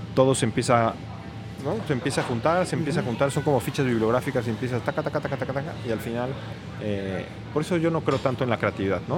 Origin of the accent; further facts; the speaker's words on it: Mexico City, Mexico; also born or lived in France; Yo crecí en la Ciudad de México siempre